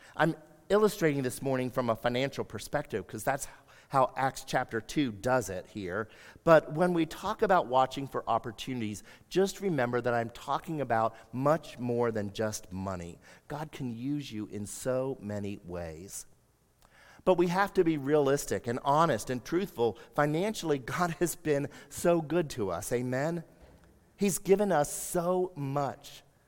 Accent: United States; for us as American Christians

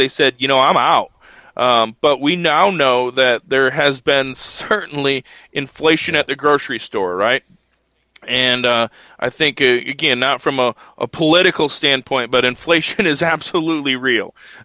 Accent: United States; American sheep producers

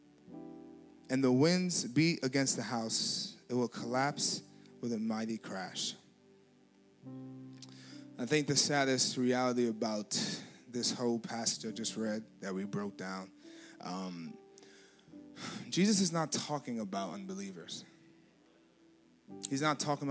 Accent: Nigeria; I'm Nigerian now. I'm not a Ruski

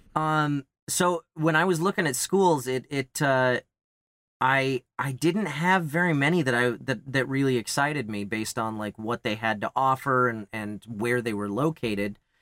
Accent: Kansas, United States; moved away; also born or lived in Los Angeles, California; I grew up in Kansas

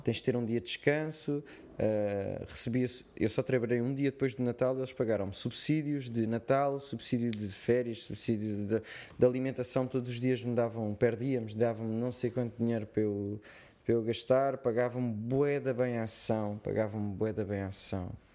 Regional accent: Portugal; accent: Portuguese; eu tenho o meu sotaque português

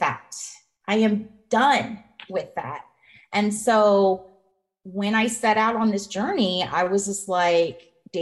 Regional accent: Colorado, United States; moved away as an adult; now in Nevada, United States; I'm from Colorado.

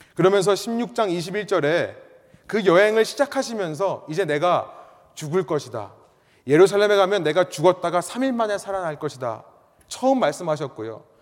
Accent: South Korea; first language Korean; now in United States; 나는 한국말이 편하고 나는 한국 사람인데 내가 어쩌다가 미국에 오게 됐을까

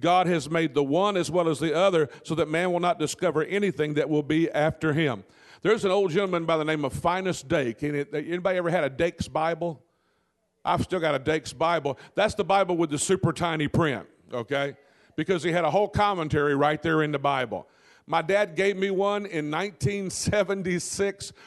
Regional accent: Delta Country, Louisiana, United States; I'm from Delta Country down in that part of Louisiana

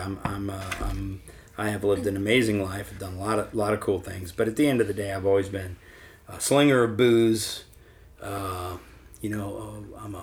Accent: New Orleans, Louisiana, United States; moved away; I'm from New Orleans originally

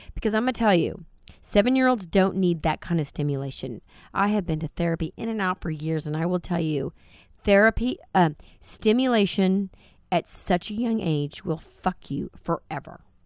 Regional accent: Dallas, Texas, United States; I'm from Dallas, born and raised in this crazy, very biblical town that we live

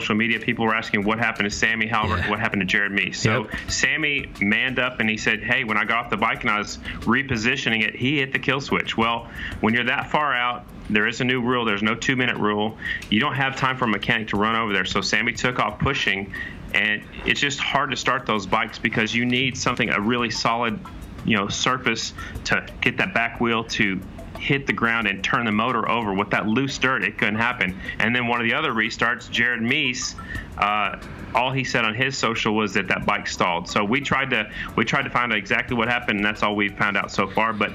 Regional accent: Oklahoma, United States; I'm still from Oklahoma.

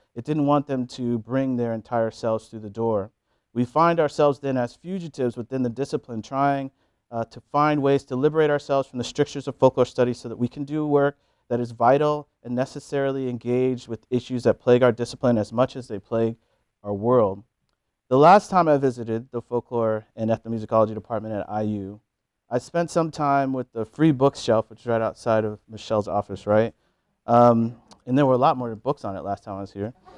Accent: Missouri, United States; We are both from Missouri. I lived there for much of my life, attending high school in southeast corner of the state, college in Kansas City, and graduate school in Columbia

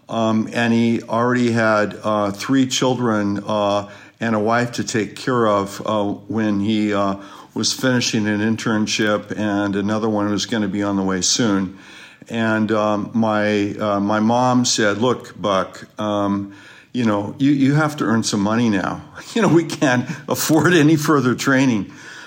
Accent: Sacramento, California, United States; also born or lived in Fort Benning, Georgia / Michigan; I was born in Fort Benning, Georgia, when my dad was briefly down there, for Army Reserve training, and 4 years in Michigan, rest of my life in California. Just grew up in Sacramento.

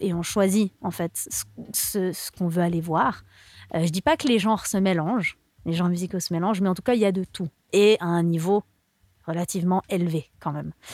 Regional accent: Lausanne, Vaud, Switzerland; first language French; je suis de Lausanne

